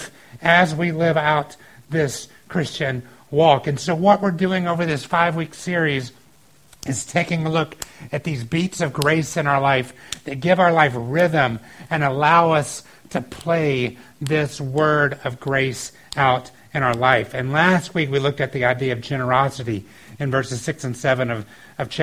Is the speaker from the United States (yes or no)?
yes; the South, United States; I grew up in the South